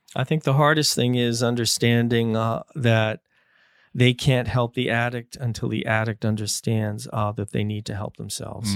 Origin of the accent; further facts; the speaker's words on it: United States; now in Canada; I grew up in the States